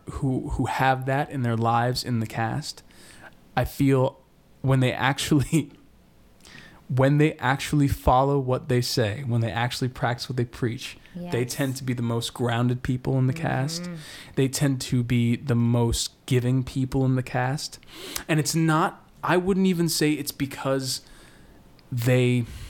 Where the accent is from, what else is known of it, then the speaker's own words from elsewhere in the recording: Boston, Massachusetts, United States; I grew up in Boston